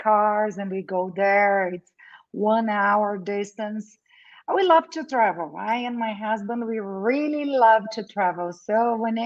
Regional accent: South Brazil, Brazil; first language Portuguese; English is a second language; moved away; also born or lived in Argentina; I'm originally from South Brazil.

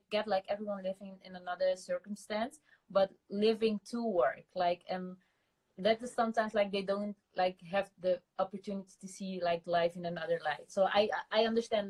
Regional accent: Amsterdam, North Holland, Netherlands; now in Rotterdam, Netherlands; In Rotterdam. But I was born in Amsterdam, and I'm living in Rotterdam

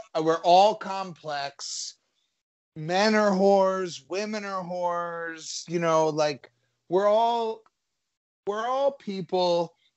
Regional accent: New Jersey, United States; I'm Italian. I'm from New Jersey

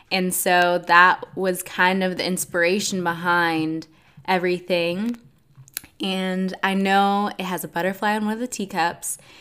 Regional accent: Atlanta, Georgia, United States; also born or lived in Nashville, Tennessee; I'm from Atlanta, Georgia

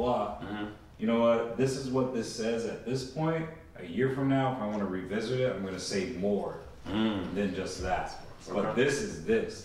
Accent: Virginia, United States; I'm from Virginia, born in Virginia.

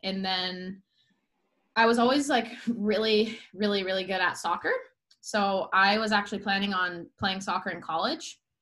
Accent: Solana Beach, California, United States; I am from San Diego, California grew up in a mm. small town here called Solana Beach

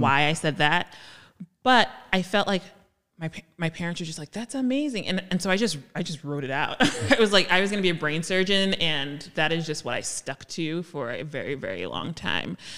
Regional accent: Jersey City, New Jersey, United States; I grew up in Jersey City

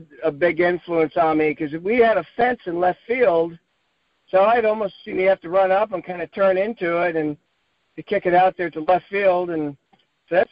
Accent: Sacramento, California, United States; I grew up in Sacramento

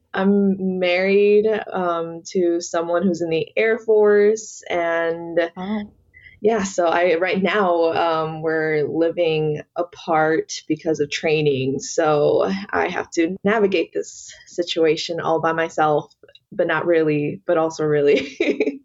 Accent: Atlanta, Georgia, United States; I was born and raised here in Georgia. That's all I know

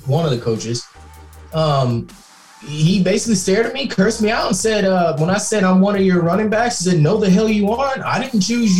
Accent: Katy, Texas, United States; I came from Katy High School, which is like a major football team and high school tradition

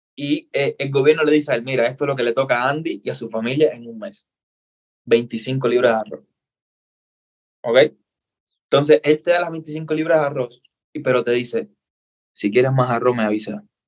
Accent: Cuba; accent: Cuban; now in Ecuador; soy cubano, nací en Cuba

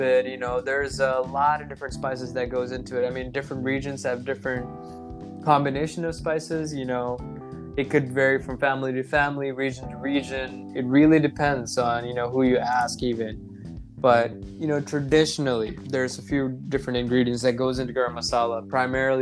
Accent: United States; as an Indian American, as a brown American in America

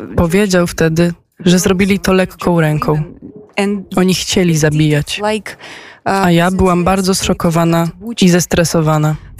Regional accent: Georgia; accent: Georgian; moved away as an adult; also born or lived in Saint Petersburg, Russia; urodziłam się w Gruzji i znam mentalność kaukaską

